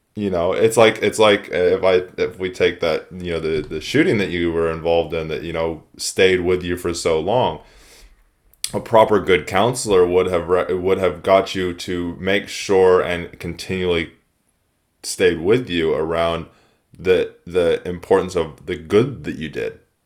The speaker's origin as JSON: {"language": "English", "country": "United States", "moved": "yes", "said": "I'm from the States initially."}